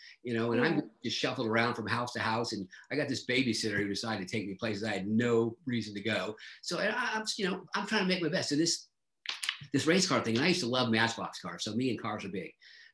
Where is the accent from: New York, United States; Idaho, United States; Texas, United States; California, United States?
California, United States; San Diego; I grew up in San Diego.